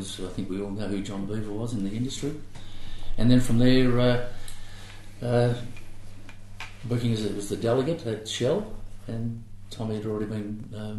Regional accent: Melbourne, Victoria, Australia; also born or lived in Geelong / Ocean Grove; now in Melbourne, Australia; worked in timber yards in Footscray and Yarraville, where I grew up in Yarraville

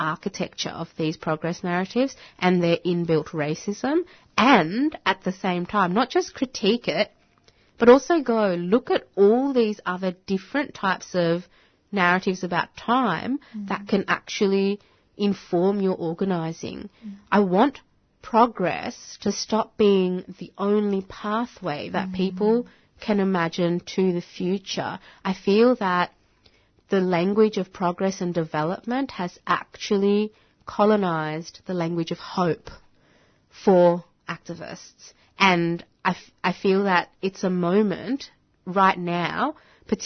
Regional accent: Bangladesh; first language Bengali; English is a second language; now in Australia; I'd say Bangladesh

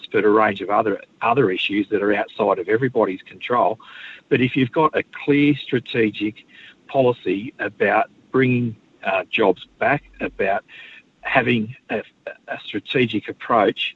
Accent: Queensland, Australia; I speak to the workers in my home state

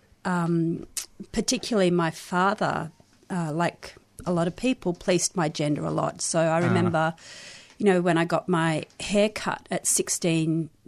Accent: South Africa; born there; also born or lived in Israel / London, United Kingdom / Australia; Born in South Africa, lived in Israel and London and Australia and different places in Australia

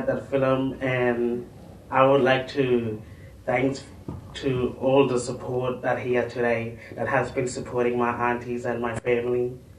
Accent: Kakadu National Park, Northern Territory, Australia; I come from Yabru, in the heart of Kakadu National Park.

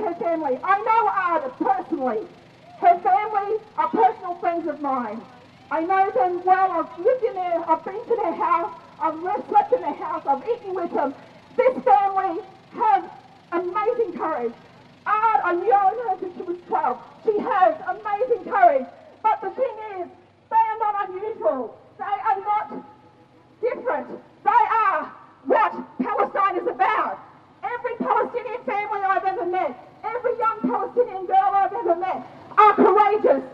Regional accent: North Queensland, Australia; now in Melbourne, Australia; I'm originally from North Queensland. I'm a Murray woman

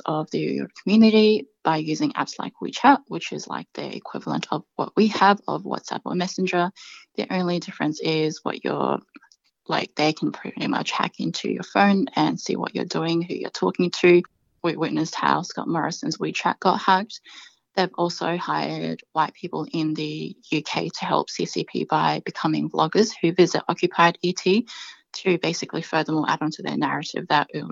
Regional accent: Adelaide, South Australia, Australia; growing up in Adelaide

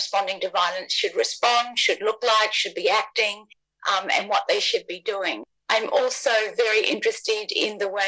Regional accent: New Zealand; now in Australia; I come from Aotearoa. However, I've lived more on the lands of the First Peoples of this country than on my own grandfather's country.

